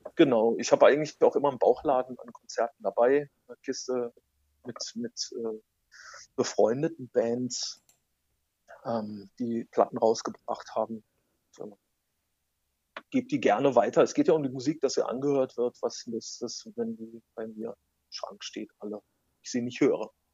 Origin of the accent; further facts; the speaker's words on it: North Rhine-Westphalia, Germany; Ich komme eigentlich aus dem aus Nordrhein-Westfalen